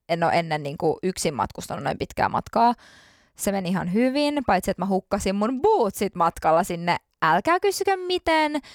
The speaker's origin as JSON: {"language": "Finnish", "country": "Finland", "said": "kun mä tulin Suomeen Mä olin niin kiitollinen, että mä tulin turvallisesti. Mä tulin mun kotimaahan turvallisesti."}